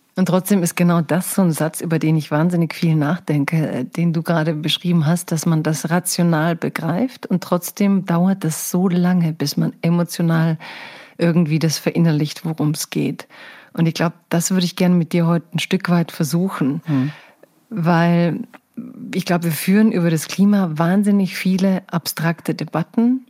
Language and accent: German; Stuttgart, Baden-Württemberg, Germany; ich komme ja aus Stuttgart